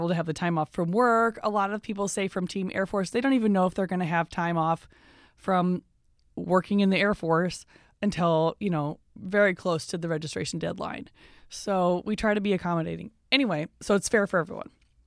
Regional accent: Iowa City, Iowa, United States; moved away; I am from the Iowa City, Coralville area

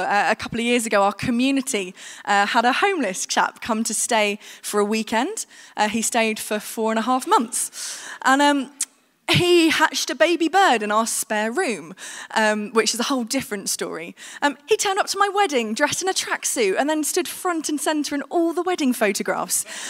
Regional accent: United Kingdom; we, as the British

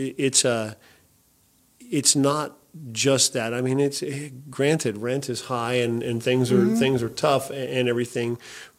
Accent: Shady Cove, Oregon, United States; I grew up in Shady Cove

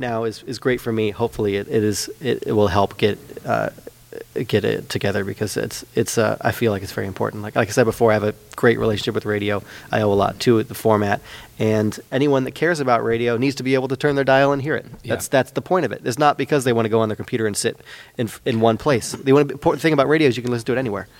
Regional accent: Petaluma, California, United States; moved away as an adult; now in Santa Rosa, United States; growing up in Petaluma, I feel very fortunate to have grown up in Petaluma

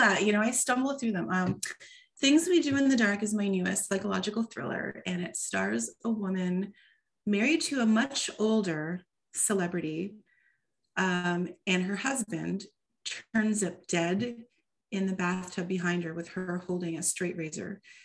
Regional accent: Toronto, Ontario, Canada; first language English; moved away as an adult; also born or lived in Seattle; it's partially set in Toronto for the first time, which is my hometown.

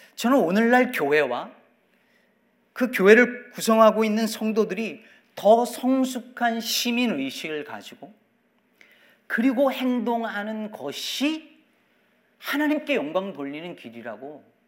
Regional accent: South Korea; moved away as an adult; now in United States; 제가 여전히 한국 사람이라는 것을 계속 알고 기억하고 있었던 거죠

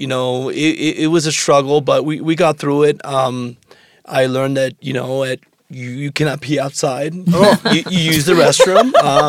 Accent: Phoenix, Oregon, United States; also born or lived in Mexico / Medford, Oregon; I was born here in Ashley, Medford, Oregon.

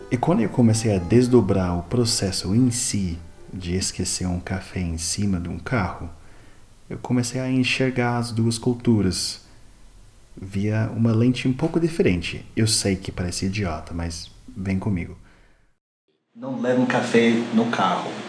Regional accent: United States; Portuguese is a second language; Enfim, eu sou americano sem classe, então eu não vou conseguir lembrar.

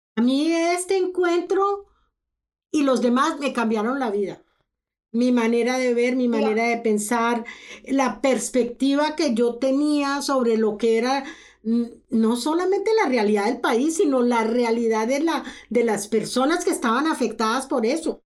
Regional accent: Colombia; moved away as an adult; now in Canada; Yo soy colombiana, yo viví toda mi juventud en Colombia, yo estudié en Colombia

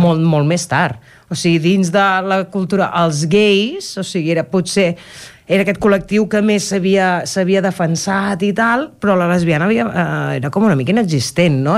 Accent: Cardedeu, Catalonia, Spain; Jo he viscut he crescut a Cardedeu tota la vida.

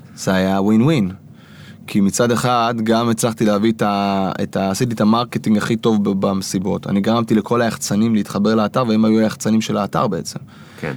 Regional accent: Kfar Saba, Central District, Israel; אני מכפר סבא במקור

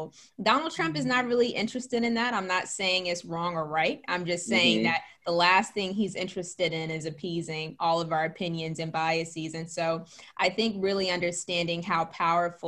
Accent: Gary, Indiana, United States; our school systems in my hometown of Gary, Indiana

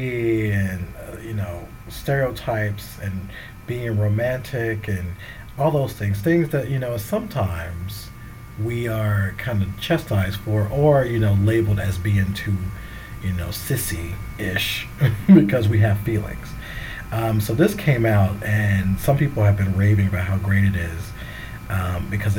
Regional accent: the South, United States; I come from the South. I grew up a certain way

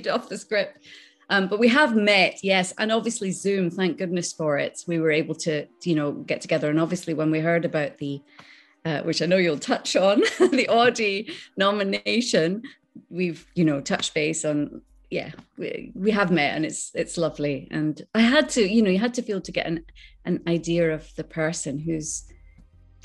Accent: Islay, Scotland, United Kingdom; accent: Scottish; moved away; also born or lived in Skegness, Lincolnshire; I was brought up on Isla, and I went to a little tiny primary school.

